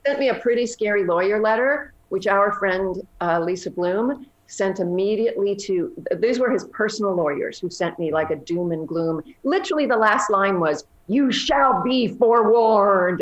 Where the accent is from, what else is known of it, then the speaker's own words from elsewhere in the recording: Canada; moved away; I'm originally Canadian